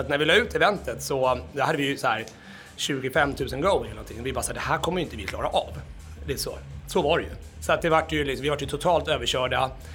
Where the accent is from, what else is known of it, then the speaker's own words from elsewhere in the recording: Gnesta, Södermanland, Sweden; now in Stockholm, Sweden; jag är ju då från Gnesta, det är ju bara en timme med bil härifrån